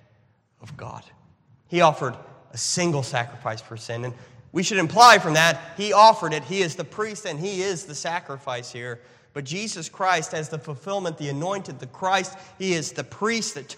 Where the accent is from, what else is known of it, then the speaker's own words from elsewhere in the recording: United States; as an American, as a conservative American